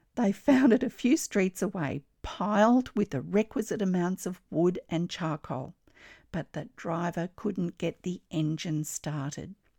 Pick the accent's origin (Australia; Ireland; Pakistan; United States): Australia